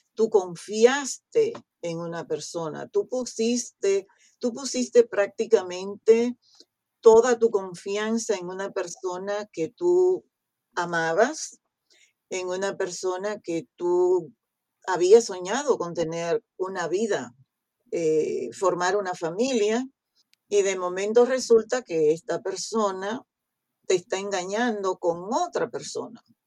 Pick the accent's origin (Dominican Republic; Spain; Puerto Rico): Dominican Republic; Restauración, Dajabón; moved away; de un pueblo que se llama Restauración